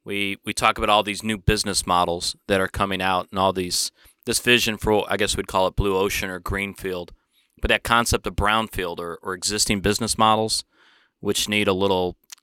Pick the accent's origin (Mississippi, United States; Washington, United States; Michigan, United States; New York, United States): Michigan, United States; Detroit; So I grew up in Detroit.